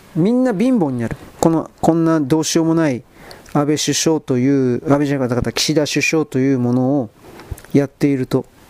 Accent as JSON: {"language": "Japanese", "country": "Japan", "said": "僕たちは日本人のただの外国人だから"}